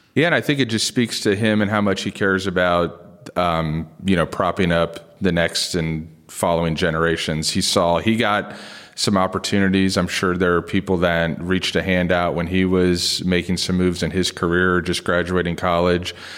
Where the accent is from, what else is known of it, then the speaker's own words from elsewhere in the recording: Springfield, Ohio, United States; moved away; also born or lived in South Bend, Indiana; I was born in South Bend, but I grew up in Springfield, Ohio